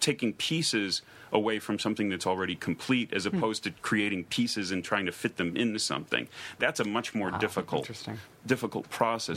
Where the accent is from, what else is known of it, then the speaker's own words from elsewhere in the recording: Chicago, Illinois, United States; also born or lived in Los Angeles; now in Provincetown, United States; I grew up in Chicago and then I lived